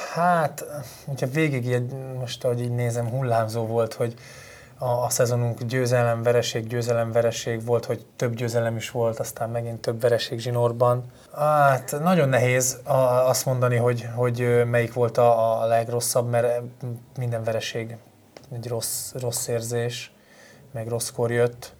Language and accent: Hungarian; Falco, Vas, Hungary; moved away as an adult; also born or lived in Kecskemét / Sweden; ott nőttem fel, ott lettem mb játékos